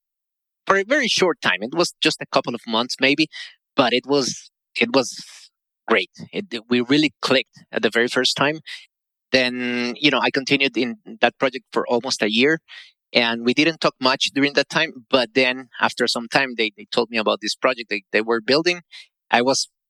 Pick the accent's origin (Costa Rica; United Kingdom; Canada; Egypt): Costa Rica; I live in Costa Rica, by the way, born and raised in Costa Rica.